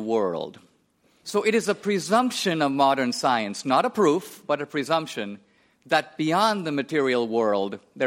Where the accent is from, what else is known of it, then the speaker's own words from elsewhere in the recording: India; I was born and raised in India.